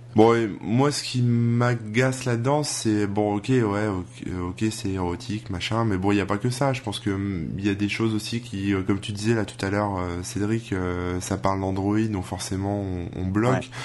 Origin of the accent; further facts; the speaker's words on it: France; chez nous en France